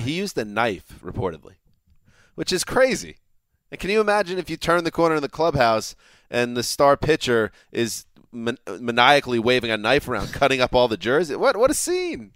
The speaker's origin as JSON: {"language": "English", "region": "New York", "country": "United States", "tie": "born or raised there", "said": "my home state"}